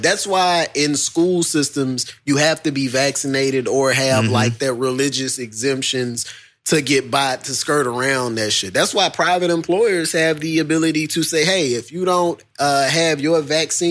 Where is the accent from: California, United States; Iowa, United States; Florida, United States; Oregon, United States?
Iowa, United States; I am from Iowa